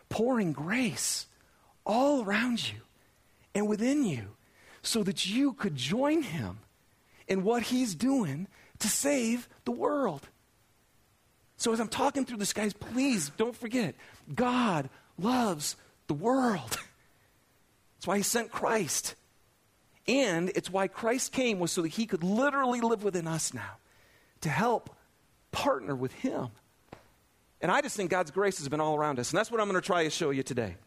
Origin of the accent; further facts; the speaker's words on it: Lapeer, Michigan, United States; now in Salt Lake City, United States; I grew up in Lapeer, Michigan